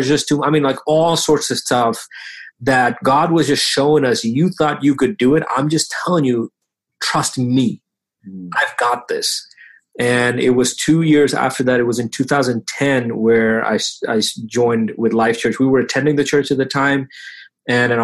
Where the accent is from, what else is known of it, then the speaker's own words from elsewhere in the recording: Bahrain; now in United States; so now I live here in the US. When I tell friends that, you know, I grew up in Bahrain